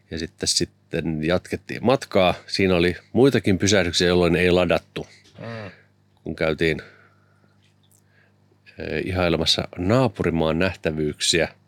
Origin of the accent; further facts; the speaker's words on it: Lahti, Päijänne Tavastia, Finland; mä oon Lahdesta Jyväskylän nappasin sinut kyytiä, että muonion.